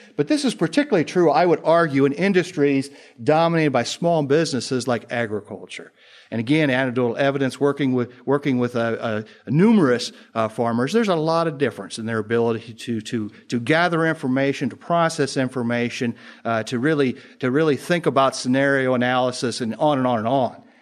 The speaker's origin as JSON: {"language": "English", "region": "Indiana", "country": "United States", "said": "I'm from Indiana"}